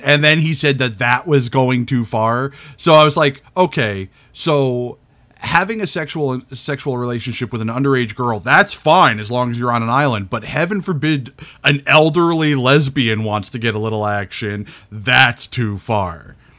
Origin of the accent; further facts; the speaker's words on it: New England, United States; I'm from New England where we don't have accents